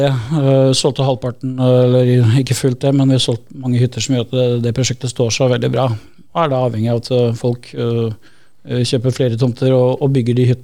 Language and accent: Norwegian; Skien, Telemark, Norway; jeg kom fra Skien.